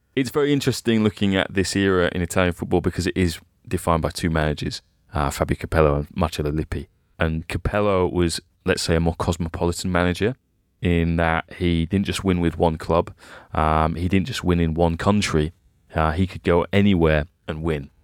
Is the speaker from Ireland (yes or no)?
no; England, United Kingdom; as a kid, kind of growing up in England at the time